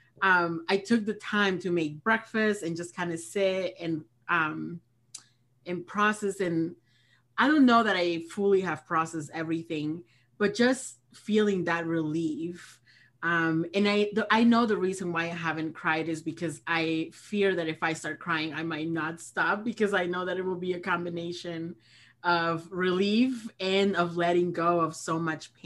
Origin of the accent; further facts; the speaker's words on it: Peru; also born or lived in Great Lakes area, United States; now in United States; I am originally from Peru, and I have been undocumented for the last 19 years